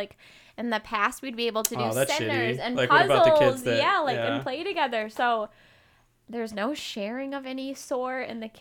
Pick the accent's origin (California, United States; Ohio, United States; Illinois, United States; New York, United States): Illinois, United States; moved away as an adult; now in Arizona, United States; I'm originally from Illinois, but I came to Arizona for school